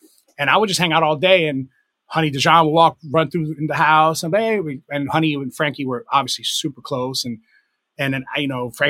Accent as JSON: {"language": "English", "country": "United States", "said": "a big portion of my 20s in that time was being English, like being this American DJ in England and like running around London, man"}